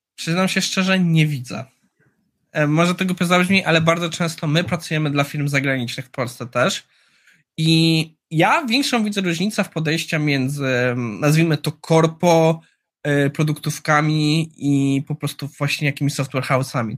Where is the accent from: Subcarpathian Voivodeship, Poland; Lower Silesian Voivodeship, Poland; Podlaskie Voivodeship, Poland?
Lower Silesian Voivodeship, Poland; Jugów; moved away; Ja jestem z Jugowa, z Kotliny Kłodzkiej.